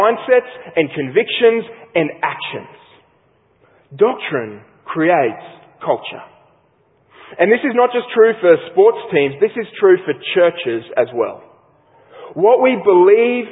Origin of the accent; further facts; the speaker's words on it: Australia; an Australian sports lover